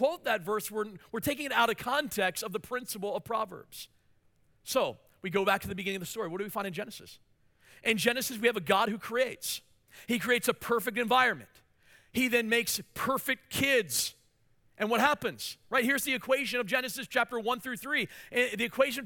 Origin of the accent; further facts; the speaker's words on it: Hagerstown, Maryland, United States; moved away as an adult; also born or lived in Washington, D.C. area; now in Mansfield, United States; the church I pastored in my hometown in Hagerstown, Maryland